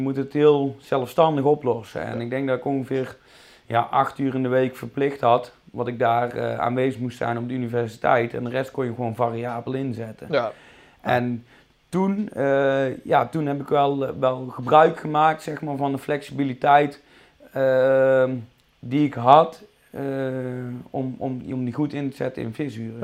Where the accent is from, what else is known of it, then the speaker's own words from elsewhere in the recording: Tilburg, North Brabant, Netherlands; accent: Brabant; also born or lived in Goirle; geboren en getogen in eh, Tilburg. Dus ras echte Brabander. Daar zullen jullie misschien ook wel aan mijn accent horen.